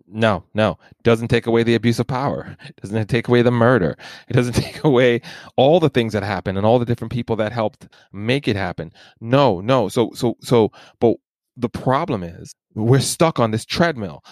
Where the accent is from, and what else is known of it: New York City, New York, United States; born or raised there; also born or lived in Jamaica